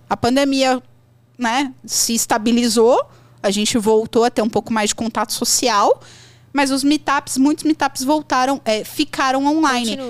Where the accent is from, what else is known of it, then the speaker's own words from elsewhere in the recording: São Paulo, Brazil; moved away as an adult; now in Espírito Santo, Brazil; eu sou de São Paulo, mas eu moro hoje no Espírito Santo